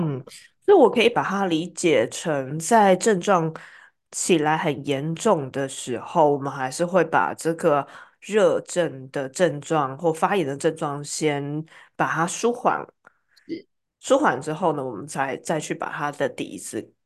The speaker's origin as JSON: {"language": "Chinese", "country": "Taiwan", "said": "中医药会是我们台湾人从小相当的熟悉的一环"}